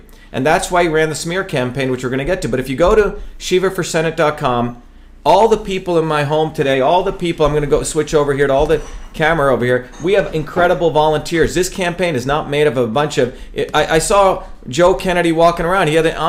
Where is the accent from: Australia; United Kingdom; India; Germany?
India; moved away as an adult; now in Massachusetts, United States; But I'm an untouchable from India. We don't care about that. I came to America because we're not supposed to have an aristocracy.